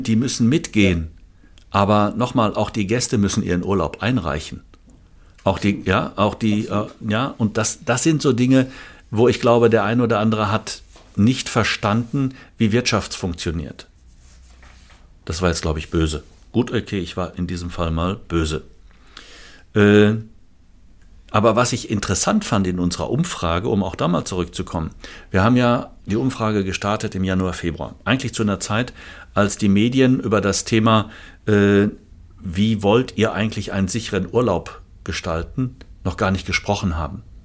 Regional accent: Germany; bei uns in Deutschland

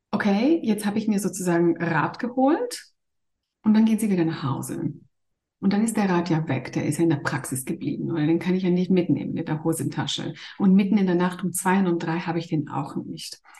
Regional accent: Greece; ich bin ursprünglich Griechin und arbeite eigentlich in Zürich als Kinderärztin.

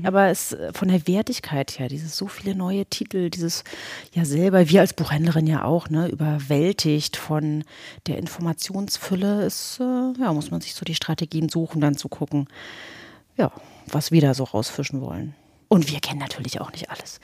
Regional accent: the East, eastern Germany, Germany; now in Berlin, Germany; ich bin aus dem Osten

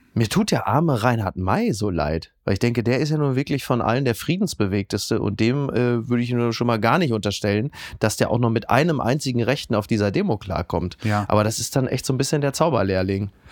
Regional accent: Ruhr area, North Rhine-Westphalia, Germany; ich komme ja aus dem Ruhrgebiet

